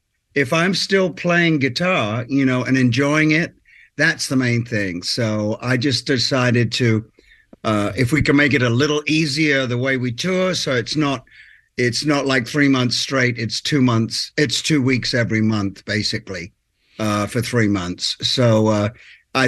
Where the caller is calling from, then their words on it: Nashville, Tennessee, United States; Yes, I am calling you from Nashville.